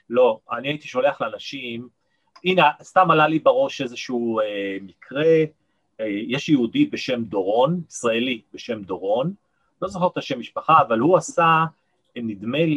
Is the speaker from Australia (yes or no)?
no; Nigeria; born there; אבא שלי היה אה, מהנדס ראשי בסולל בונה בארצות חוץ, בניגריה, לכן נולדתי גם באפריקה, בניגריה.